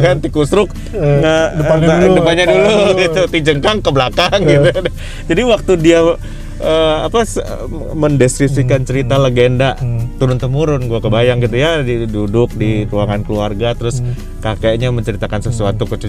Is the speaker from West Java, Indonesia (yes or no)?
yes; Bandung, West Java, Indonesia; gue lahir di Bandung dan besar juga di Bandung